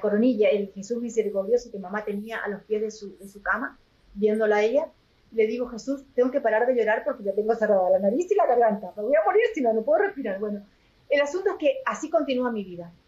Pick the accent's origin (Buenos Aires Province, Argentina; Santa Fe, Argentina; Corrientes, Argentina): Corrientes, Argentina; moved away as an adult; also born or lived in Madrid, Spain / United States / Chile / Paraguay; yo soy correntina, nací en una provincia del norte de Argentina